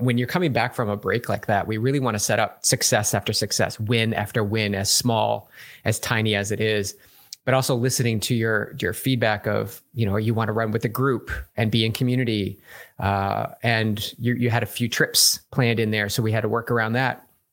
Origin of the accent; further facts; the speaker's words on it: Massachusetts, United States; moved away; I'm from back east. I'm actually from Massachusetts.